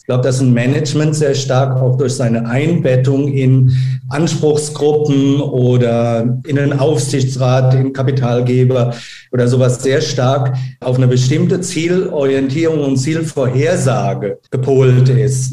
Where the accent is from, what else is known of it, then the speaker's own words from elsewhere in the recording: Germany; auch als Deutscher